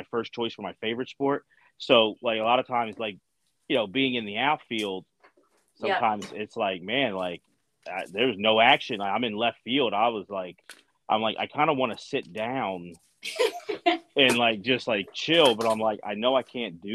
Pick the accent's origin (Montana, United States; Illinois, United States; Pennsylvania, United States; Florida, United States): Pennsylvania, United States; Philadelphia; I'm outside of Philly. I grew up in Philly